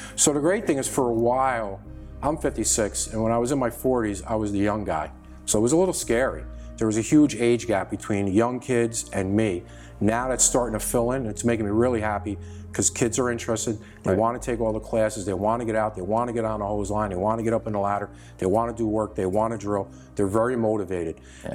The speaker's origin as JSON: {"language": "English", "town": "Sleepy Hollow", "region": "New York", "country": "United States", "tie": "born or raised there", "said": "From North Tarrytown"}